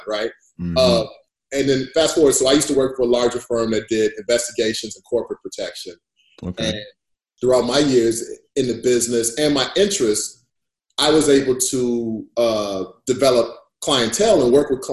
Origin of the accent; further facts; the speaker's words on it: Chicago, Illinois, United States; I'm from Chicago. I'm from inner city Chicago